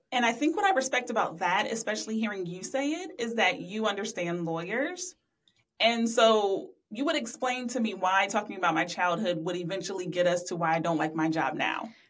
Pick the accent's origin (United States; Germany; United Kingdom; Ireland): United States; Columbus, Ohio; I'm from Columbus, live in Columbus now.